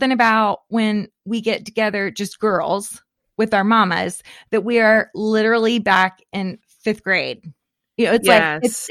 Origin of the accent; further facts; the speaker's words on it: Florida, United States; I grew up in Florida